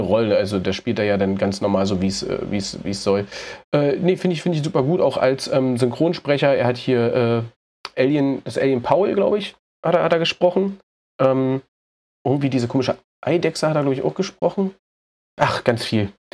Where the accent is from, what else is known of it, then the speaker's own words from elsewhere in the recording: Berlin, Germany; ich komme aus Berlin